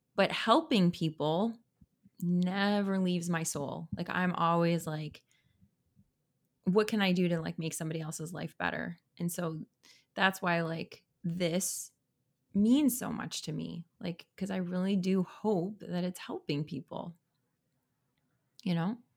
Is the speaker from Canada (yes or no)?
yes; Canada; I'm a Canadian